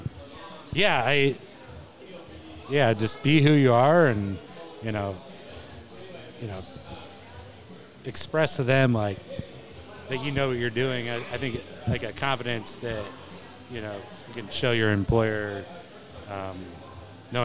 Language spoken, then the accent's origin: English; Kansas City, Missouri, United States; also born or lived in Michigan; I grew up in Kansas City in the Brookside area. I moved away when I was 20.